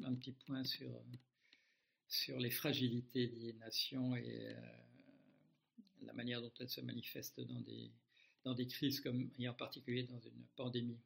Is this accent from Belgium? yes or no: yes; Belgium; moved away as an adult; Beaucoup de gens croient que j'habite toujours en Belgique. Non, je l'ai quitté à l'âge de, à l'âge de 26 ans